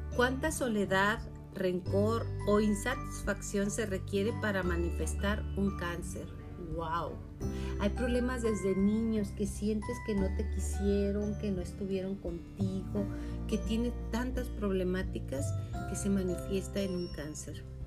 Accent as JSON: {"language": "Spanish", "region": "Chihuahua", "country": "Mexico", "also_born_or_lived": "Julimes", "said": "yo en especial soy hija de Chihuahua, Chihuahua del desierto"}